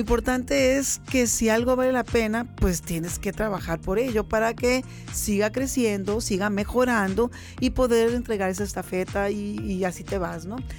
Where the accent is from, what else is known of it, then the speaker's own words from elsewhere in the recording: Mexicali, Baja California, Mexico; todos los cachanillas, todos los que de corazón y de sangre y de tierra estamos aquí